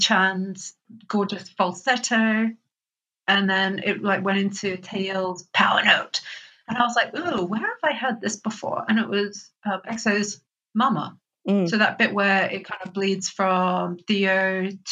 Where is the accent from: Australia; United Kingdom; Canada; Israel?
Australia; I'm Australian